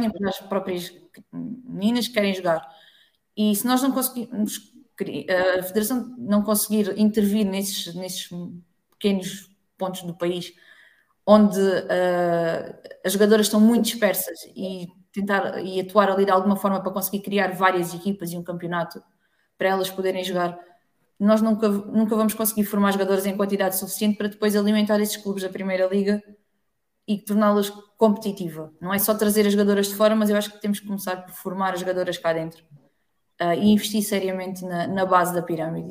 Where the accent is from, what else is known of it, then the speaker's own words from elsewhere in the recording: Alentejo, Portugal; Eu sou do Alentejo